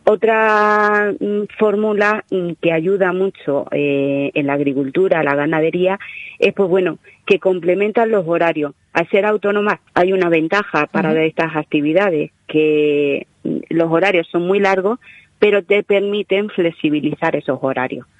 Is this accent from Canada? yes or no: no; Yecla, Region of Murcia, Spain; mi tierra